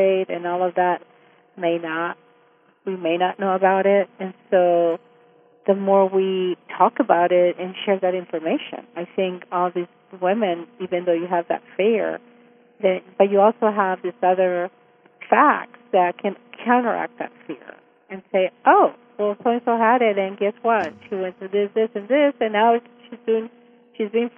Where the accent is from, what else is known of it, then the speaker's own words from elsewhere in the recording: El Paso, Texas, United States; moved away as an adult; now in Austin, United States; I grew up in Isleta in El Paso